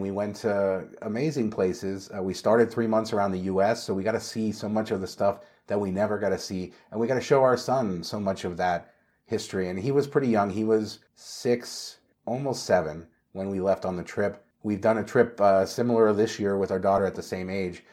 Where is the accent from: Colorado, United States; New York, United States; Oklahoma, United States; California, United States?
California, United States; Northridge; I grew up and lived in Northridge